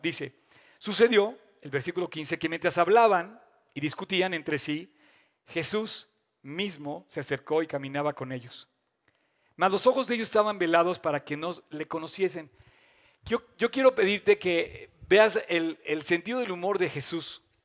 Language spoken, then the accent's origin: Spanish; Mexico; me fui a estudiar eh, fuera de México